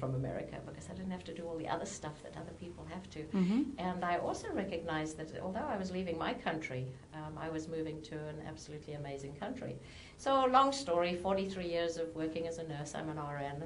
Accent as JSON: {"language": "English", "country": "South Africa", "tie": "born or raised there", "moved": "as an adult", "lives_now": "United States", "said": "I was born and raised in South Africa"}